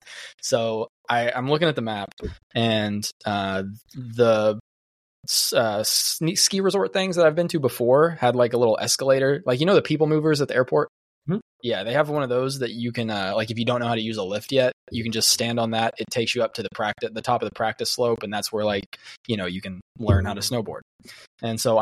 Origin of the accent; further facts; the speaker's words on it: Florida, United States; we're from Florida